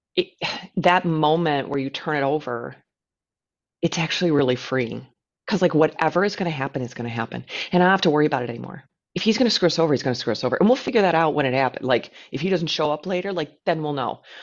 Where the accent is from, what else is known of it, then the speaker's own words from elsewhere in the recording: United States; an American who lives in a very flat place